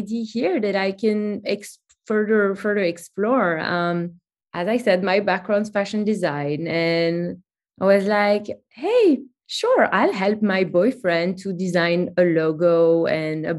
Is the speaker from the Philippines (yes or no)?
no; Antwerp, Flanders, Belgium; moved away as an adult; also born or lived in Brooklyn, New York; now in New York, United States; I'm originally from Belgium, from a city called Antwerp